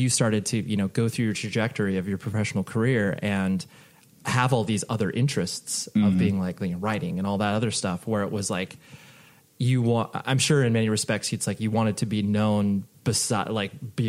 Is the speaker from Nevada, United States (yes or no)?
yes; Las Vegas, Nevada, United States; born there; I was born in Vegas, and so, like, mm-hmm. UNLV was my team